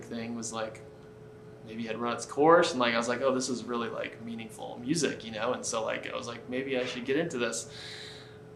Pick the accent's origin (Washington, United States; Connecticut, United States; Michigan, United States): Connecticut, United States; I grew up in Connecticut